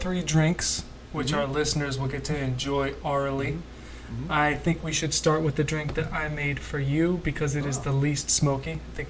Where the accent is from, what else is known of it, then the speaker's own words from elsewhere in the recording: Roswell, Georgia, United States; So I grew up in Roswell, Georgia